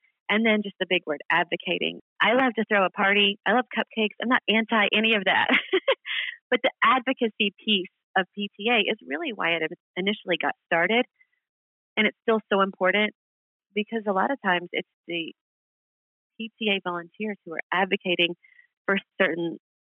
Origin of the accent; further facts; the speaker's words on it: Kentucky, United States; moved away as an adult; also born or lived in Queens, New York; now in Long Island, United States; I am originally from Kentucky. I moved to New York in my early 20s